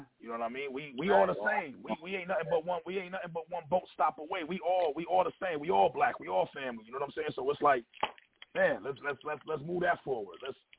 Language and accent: English; Buffalo, New York, United States; I'm from the West Side. I represent the West.